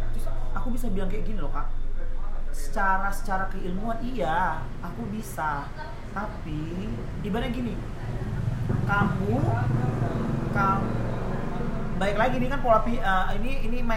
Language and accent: Indonesian; Tanjung Pinang, Riau Islands, Indonesia; also born or lived in Yogyakarta; ya aku penari yang berkembang di Jogja tapi aku asli Tanjung kan kita buat nama Tanjung Pinang ya